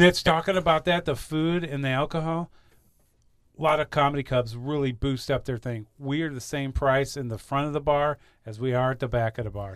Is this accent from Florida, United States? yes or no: no; Saint Charles County, Missouri, United States; I was raised here in Saint Charles County